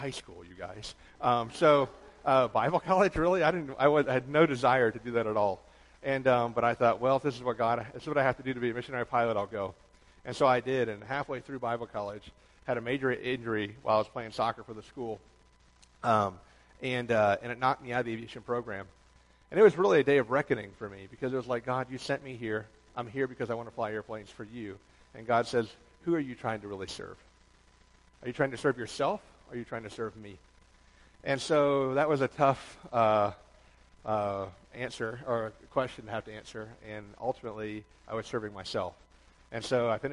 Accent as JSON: {"language": "English", "town": "Toledo", "region": "Ohio", "country": "United States", "tie": "born or raised there", "also_born_or_lived": "Atlanta, Georgia", "moved": "yes", "lives_now": "New York, United States", "said": "I was born in Toledo, Ohio. My dad worked for the railroad. When they went under in the 80s, going bankrupt, he went south looking for work. His first job when we moved to Atlanta"}